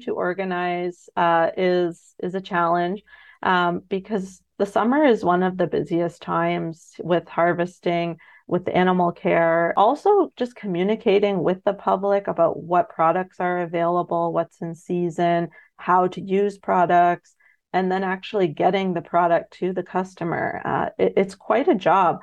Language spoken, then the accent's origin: English; London, Ontario, Canada; also born or lived in Middlesex Centre, Ontario; I grew up in London, Ontario, in the suburbs.